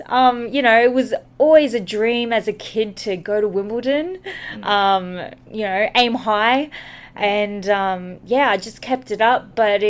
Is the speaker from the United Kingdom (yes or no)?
no; Brisbane, Queensland, Australia; also born or lived in Philippines; I was raised in Brisbane, but I was actually born in the Philippines.